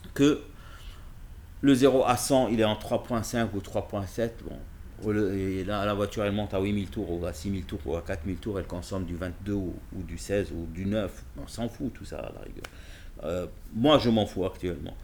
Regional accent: Casablanca, Casablanca-Settat, Morocco; je ne viens pas de Genève, je viens de Casablanca.

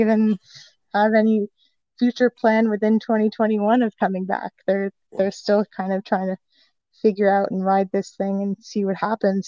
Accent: Saratoga Springs, New York, United States; moved away as an adult; also born or lived in Savannah, Georgia; now in Brooklyn, United States; I'm from Saratoga

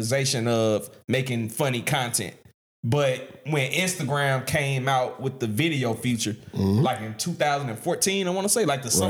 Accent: Vidalia, United States; growing up in Vidalia

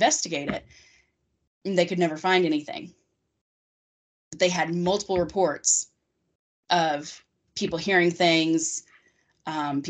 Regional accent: Harrodsburg, Kentucky, United States; moved away; my hometown has a lot of kind of creepy stories like that because it was the first settlement in Kentucky and the first settlement west of the Allegheny Mountains

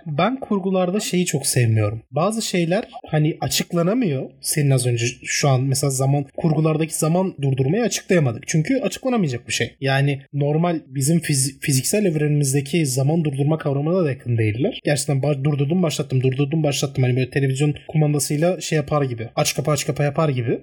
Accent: Turkey; İyi ki Türk'üm.

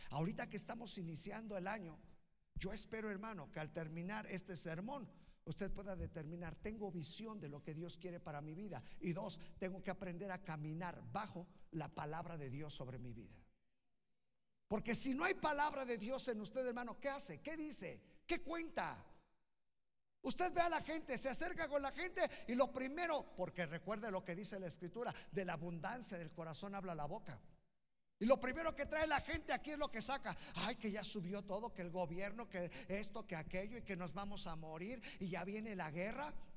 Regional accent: Naucalpan, State of Mexico, Mexico; yo soy de Naucalpan

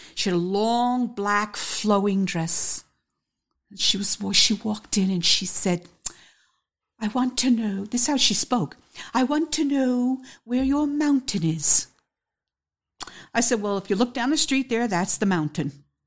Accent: Peekskill, New York, United States; now in Beacon, United States; I'm originally from Peekskill, New York. And I moved to Beacon

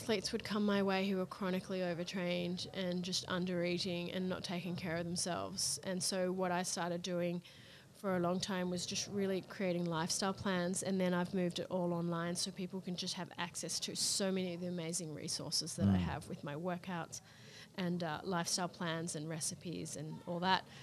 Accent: Australia; now in Las Vegas, United States; Being Australian

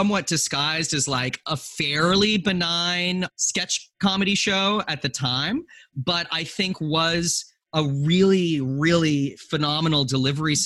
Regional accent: Western Canada, Canada; I was growing up in Western Canada in a really, really white environment

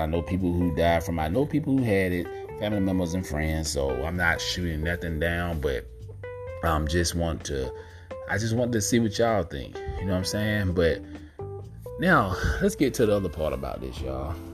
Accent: Georgia, United States; here in Georgia, my home state

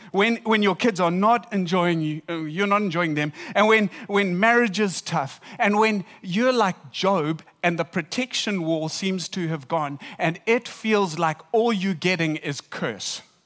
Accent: South Africa; we're from South Africa.

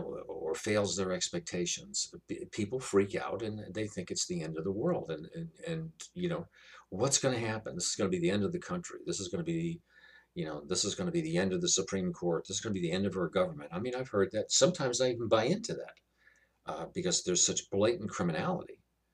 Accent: New York, United States; I come from New York.

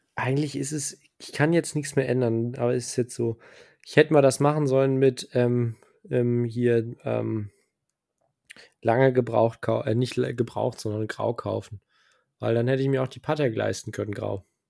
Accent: Germany; hier bei uns in Deutschland

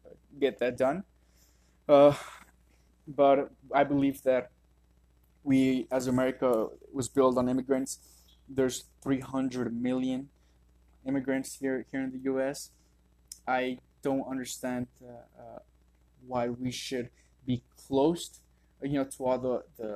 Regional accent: Las Vegas, Nevada, United States; I was born and raised here in Las Vegas

